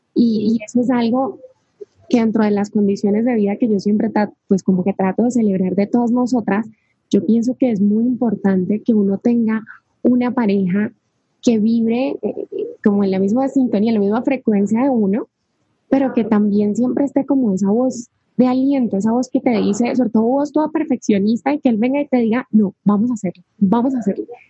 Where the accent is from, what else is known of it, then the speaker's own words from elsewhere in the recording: Cali, Valle del Cauca, Colombia; Dani y yo somos de la misma ciudad, somos de Cali, de Colombia